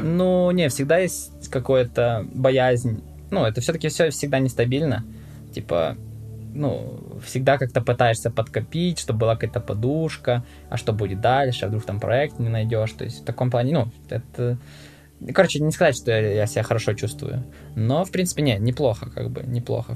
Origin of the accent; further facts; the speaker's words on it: Rivne, Rivne Oblast, Ukraine; Ну, город, ну, ты не знаешь, наверное, ну, Ровно называется